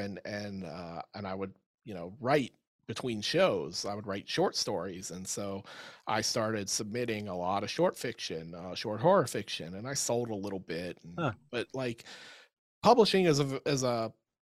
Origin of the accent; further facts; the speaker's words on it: Pittsburgh, Pennsylvania, United States; I was a kid and I grew up in the Pittsburgh area